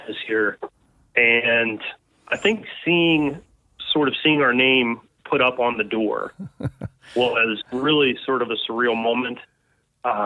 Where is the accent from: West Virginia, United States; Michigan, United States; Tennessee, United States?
West Virginia, United States; also born or lived in Dayton, Ohio; I'm from West Virginia and my wife is from Fairmont